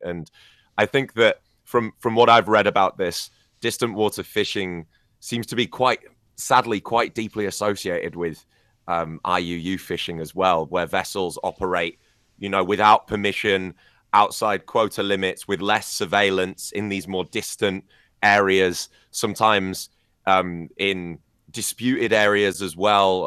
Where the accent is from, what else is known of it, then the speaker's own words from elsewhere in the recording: Scarborough, Yorkshire and the Humber, United Kingdom; Whitby and Filey in Scarborough, um, my hometown